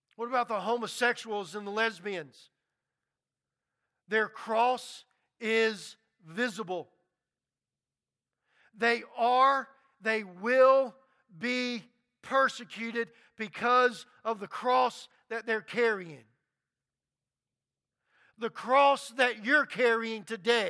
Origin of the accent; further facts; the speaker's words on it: Baton Rouge, Louisiana, United States; I grew up in Baton Rouge, Louisiana, and there's a lot of Catholics